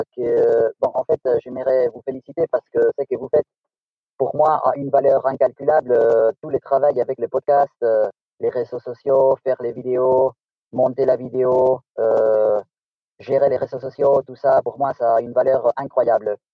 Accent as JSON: {"language": "French", "country": "Spain", "second_language": "French", "said": "je viens de l'Espagne"}